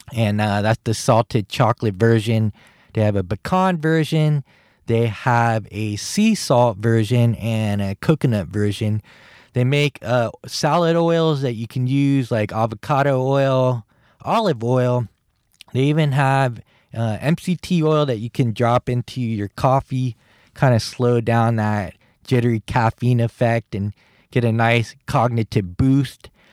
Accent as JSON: {"language": "English", "town": "San Francisco", "region": "California", "country": "United States", "tie": "born or raised there", "also_born_or_lived": "Guam", "said": "I grew up in San Francisco, California"}